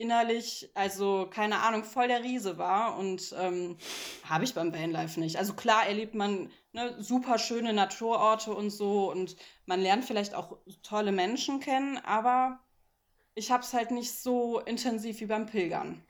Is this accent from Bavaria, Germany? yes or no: no; Cologne, North Rhine-Westphalia, Germany; ich komme ja eigentlich aus Köln, wo einfach immer ein Bus fährt